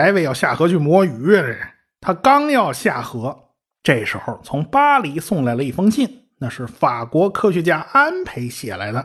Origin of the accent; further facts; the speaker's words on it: China; 我们中国人